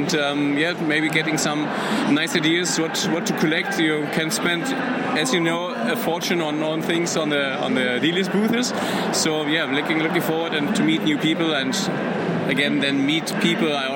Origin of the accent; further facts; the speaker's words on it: Berlin, Germany; I'm from Berlin, Germany.